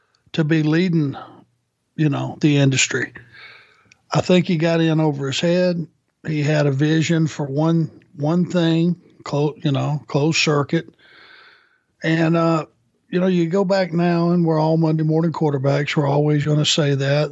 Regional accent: Rome, Georgia, United States; Growing up in Rome, Georgia

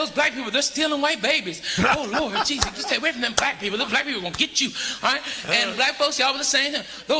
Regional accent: Arkansas, United States; Like where I grew up in Arkansas, there was no black or white. We're all broke.

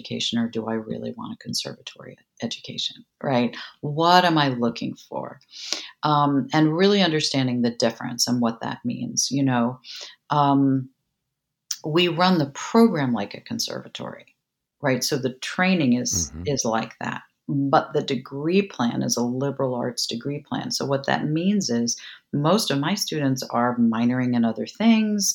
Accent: New York City, New York, United States; now in San Marcos, United States; I'm a girl from New York City

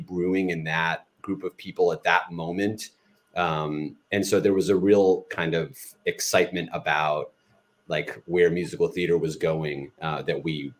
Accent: Maryland, United States; We're both from Maryland

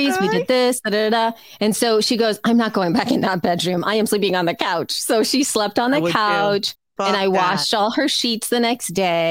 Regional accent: El Salvador; now in Los Angeles, United States; I was raised in El Salvador

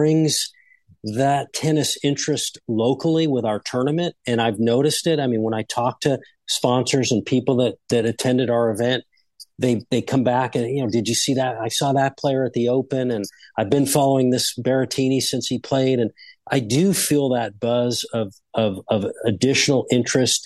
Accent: Phoenix, Arizona, United States; growing up in Phoenix

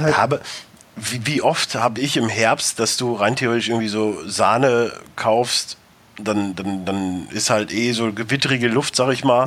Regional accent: North Rhine-Westphalia, Germany; moved away; also born or lived in Ruhr area; ich komme wie gesagt aus Westfalen, da ist eher Potz

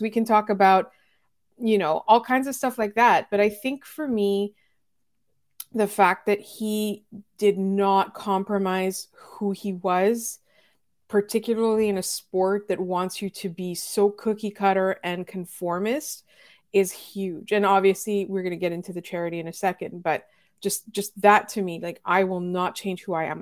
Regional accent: Montreal, Quebec, Canada; as a Montreal Canadiens fan, as a Montrealer

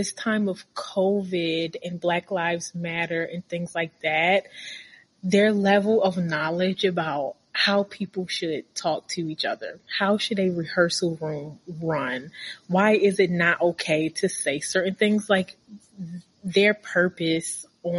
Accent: Baltimore, Maryland, United States; I'm from Baltimore, and I went to a really bad high school.

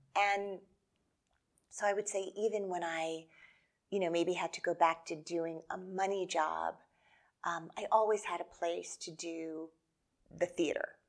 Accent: New Jersey, United States; I grew up in New Jersey

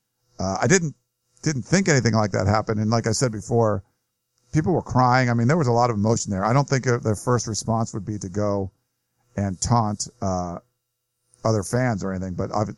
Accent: Pasadena, California, United States; I grew up in Pasadena. I live there today. Played ball in the 70s locally.

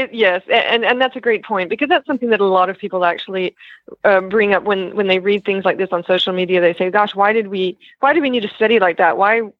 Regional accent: Texas, United States; now in France; I'm originally from Texas.

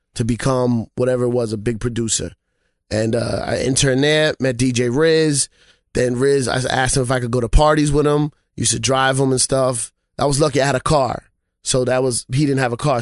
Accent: New York City, New York, United States; I'm from the Bronx originally

